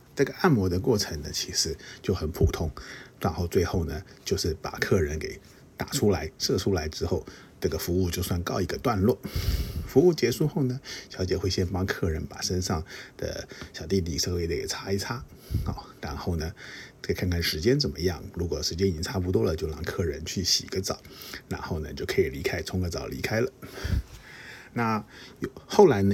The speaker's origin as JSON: {"language": "Chinese", "country": "Taiwan", "said": "其实我是台湾来的，我也会说中文"}